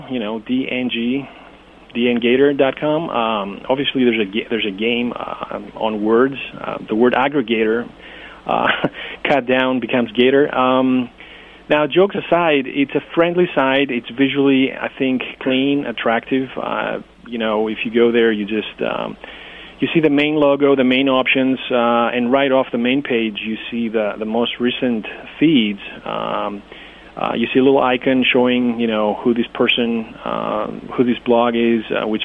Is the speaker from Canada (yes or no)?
no; Greece; English is a second language; as I as I said, I'm from Greece. I, I needed to maintain uh, the touch with, you know, my language, my culture.